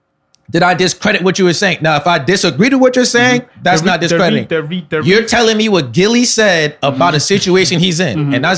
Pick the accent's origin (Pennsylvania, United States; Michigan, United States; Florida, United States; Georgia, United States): Georgia, United States; Atlanta; because I'm from Atlanta, I have to blow up in Atlanta.